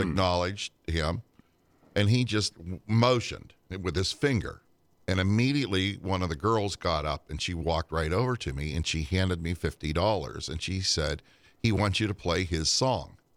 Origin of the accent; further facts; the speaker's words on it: Western Pennsylvania, United States; I'm an Amish kid from Western Pennsylvania